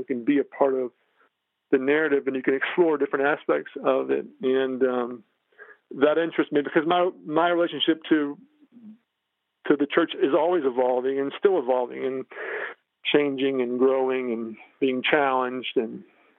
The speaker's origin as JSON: {"language": "English", "region": "the South", "country": "United States", "tie": "born or raised there", "also_born_or_lived": "New York / Los Angeles", "moved": "as an adult", "said": "You know, when you grow up in the South, as you know, for a majority of people, religion is sort of baked into who you are."}